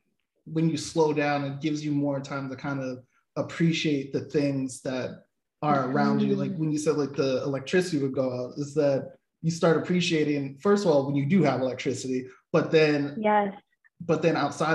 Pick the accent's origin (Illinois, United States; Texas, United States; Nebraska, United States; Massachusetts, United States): Massachusetts, United States; Boston; I come from Boston too